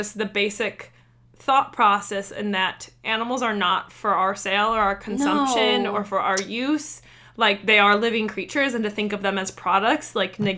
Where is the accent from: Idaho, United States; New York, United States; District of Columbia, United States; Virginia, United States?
New York, United States; moved away; my home state of New York.